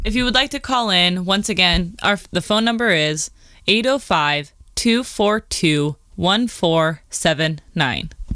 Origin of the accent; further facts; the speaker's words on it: Southern California, United States; I grew up in Southern California